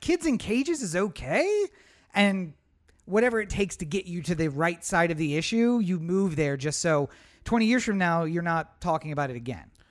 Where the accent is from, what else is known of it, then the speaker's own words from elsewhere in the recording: East Coast, United States; moved away; we're from the East Coast